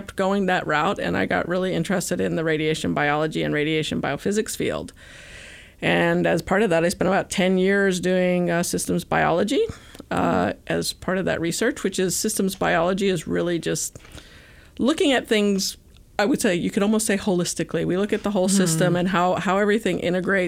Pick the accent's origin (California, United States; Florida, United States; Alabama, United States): Alabama, United States; moved away; I grew up in Alabama